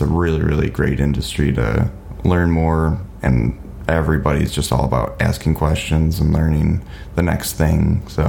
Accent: Watervliet, Michigan, United States; moved away as an adult; now in Grand Rapids, United States; my hometown called Arclight in Waterville, Michigan.

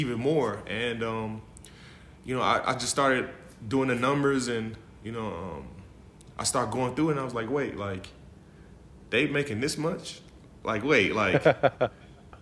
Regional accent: Dallas, Texas, United States; I'm from Dallas, Texas. You know, I grew up in the country

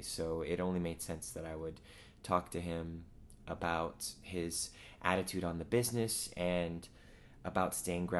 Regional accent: Ohio, United States; We're both from Ohio

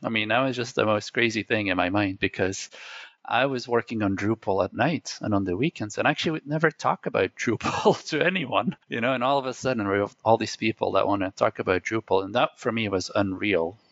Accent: Belgium; first language Dutch; English is a second language; I was born in Belgium, as I mentioned, so my native language is Dutch, my second language is French, and actually my third language is English

